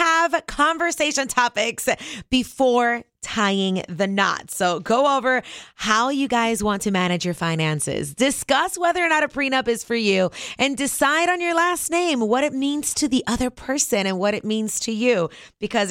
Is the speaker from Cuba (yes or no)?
yes; Cuba; moved away; I was born in Cuba, so this custom did not exist when I was growing up